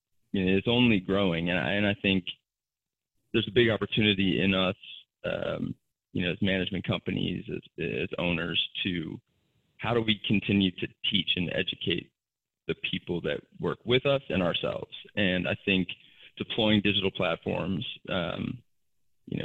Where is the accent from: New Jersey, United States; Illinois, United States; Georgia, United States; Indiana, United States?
Illinois, United States; Chicago; now in Chattanooga, United States; I'm in Chattanooga, Tennessee right now, and I grew up in Chicago